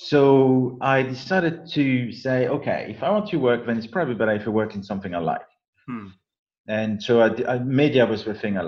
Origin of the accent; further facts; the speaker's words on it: south of France, France; accent: French; English is a second language; moved away as an adult; I'm a kid from south of France who spent 20 years there